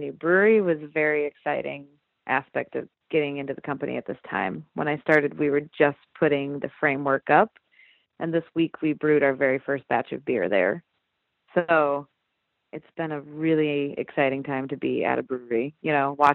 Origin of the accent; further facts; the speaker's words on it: Iowa, United States; now in Decorah, United States; 3 hours south of here, and that's where I had grown up